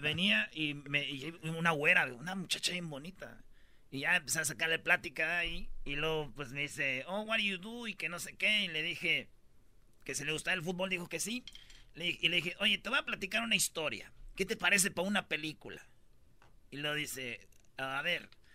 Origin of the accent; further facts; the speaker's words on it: Michoacán, Mexico; yo soy de Michoacán